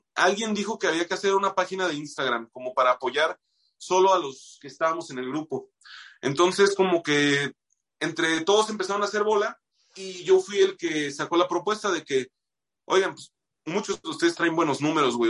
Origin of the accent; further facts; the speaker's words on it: Moroleón, Guanajuato, Mexico; moved away; soy de Moroleón, güey, allá pues sí, a mí me tocó una buena etapa para ser músico en Moroleón